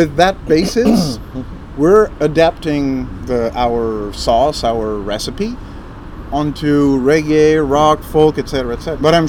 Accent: France; English is a second language

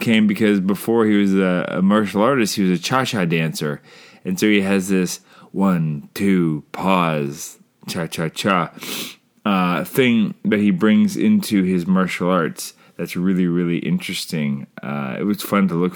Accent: Canada; I'm Canadian filmmaker

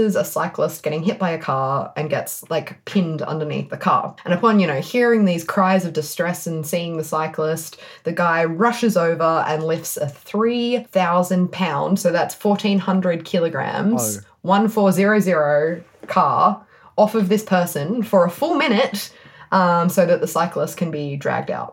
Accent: Perth, Western Australia, Australia; accent: Perth; That's my Perth accent

